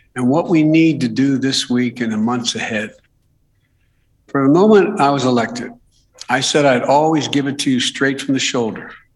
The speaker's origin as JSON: {"language": "English", "region": "Delaware", "country": "United States", "said": "my home state of Delaware, where I live in Newcastle County"}